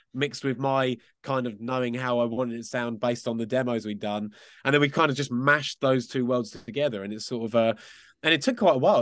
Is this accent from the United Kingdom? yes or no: yes; Essex, East of England, United Kingdom; We were actually from out, just outside of London in a place called Essex